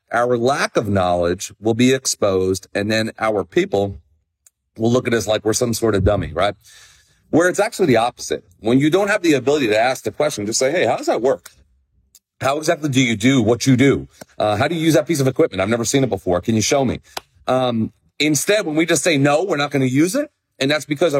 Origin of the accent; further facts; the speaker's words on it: New Jersey, United States; moved away; I am so psyched to be in Shrewsbury, New Jersey, less than 2 weeks from now, back in person in my home state